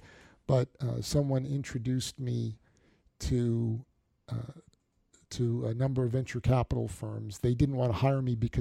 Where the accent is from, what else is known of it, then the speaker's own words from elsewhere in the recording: northern New Jersey, United States; I grew up in northern New Jersey, uh-huh. Just outside of New York